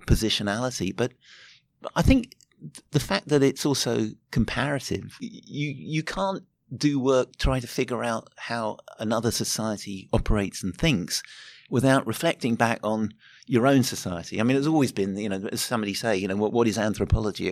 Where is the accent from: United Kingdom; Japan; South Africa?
United Kingdom; moved away as an adult; now in Auckland, New Zealand; I grew up in Britain and was living there in the eighties